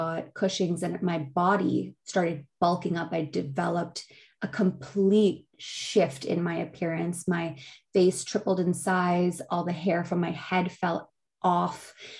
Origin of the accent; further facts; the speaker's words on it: Pakistan; when you're growing up as a Pakistani, and obviously in a lot of other cultures, but I can only speak on mine.